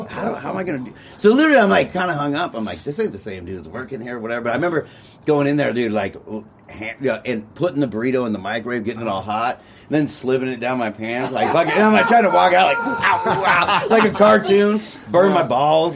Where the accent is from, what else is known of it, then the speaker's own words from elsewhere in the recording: Covina, California, United States; we're both from Covina, but it's different high schools